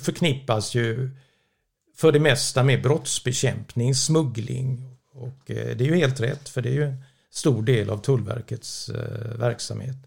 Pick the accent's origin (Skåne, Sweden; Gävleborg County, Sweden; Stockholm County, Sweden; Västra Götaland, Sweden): Västra Götaland, Sweden; Gothenburg; jag är uppvuxen i Göteborg